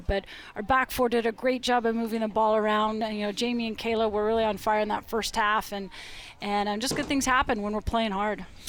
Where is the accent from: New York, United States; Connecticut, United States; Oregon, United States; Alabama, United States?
Oregon, United States; Portland; moved away; always great to come back to my hometown.